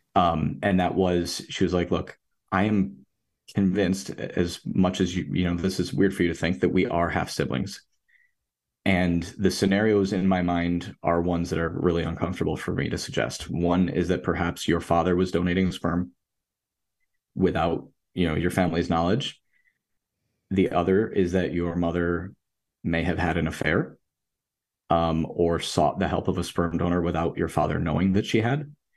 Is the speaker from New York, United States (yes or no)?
yes; Rochester, New York, United States; I'm from Rochester, New York